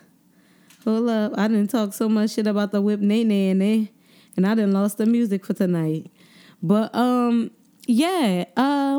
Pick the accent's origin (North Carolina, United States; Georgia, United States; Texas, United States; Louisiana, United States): Louisiana, United States; New Orleans; I'm from the East, straight up, East Beast all day